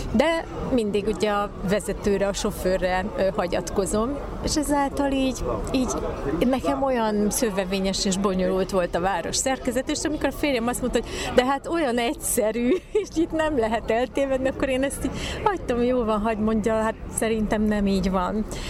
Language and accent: Hungarian; Szeged, Csongrád-Csanád, Hungary; also born or lived in Subotica; a szülővárosom, Szeged.